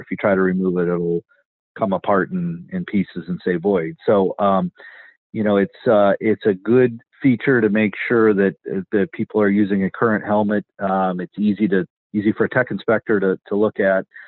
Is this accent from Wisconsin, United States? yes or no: yes; Wisconsin, United States; moved away; I'm from Wisconsin originally too, so that's uh, Badger State